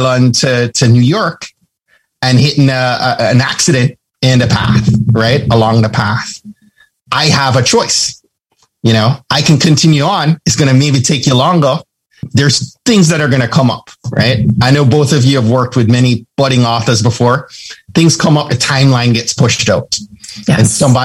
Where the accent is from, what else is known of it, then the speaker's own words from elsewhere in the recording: Jamaica; I'm from Jamaica.